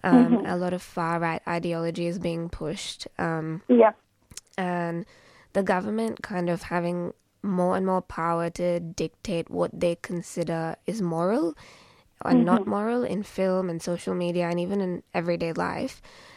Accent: Mumbai, Maharashtra, India; moved away; I grew up in Bombay as well, and I've traveled a bit

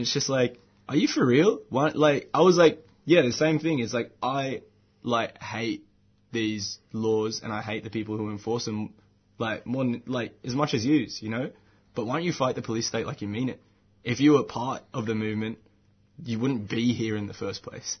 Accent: Bankstown, New South Wales, Australia; where I grew up in Bankstown

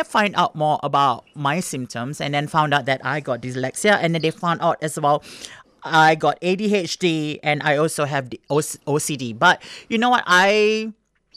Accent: Singapore; moved away; growing up in Singapore as an Asian kid

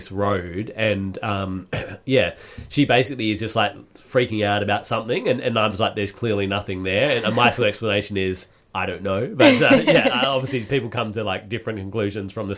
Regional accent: Perth, Western Australia, Australia; moved away; I'm from Perth originally

